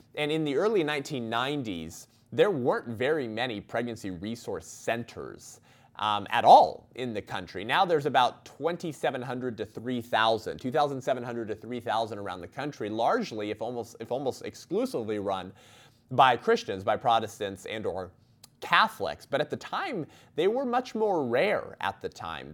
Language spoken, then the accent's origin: English; Whittier, California, United States; I grew up in Uptown Whittier, just a few blocks from Whittier High School